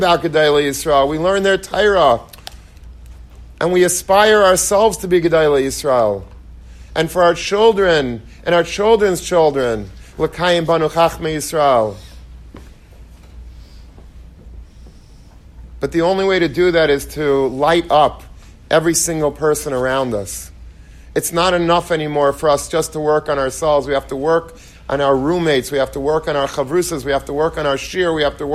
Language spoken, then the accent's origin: English; Long Beach, New York, United States; I grew up in Long Beach, and that's where I went to yeshiva